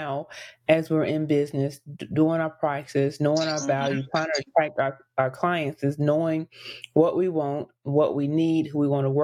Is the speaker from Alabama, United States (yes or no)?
yes; Decatur, Alabama, United States; also born or lived in Madison, Alabama; I was in Decatur. So probably like third grade.